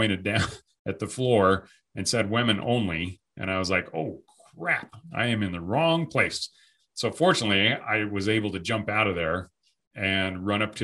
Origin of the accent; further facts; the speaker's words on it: United States; an American man, a veteran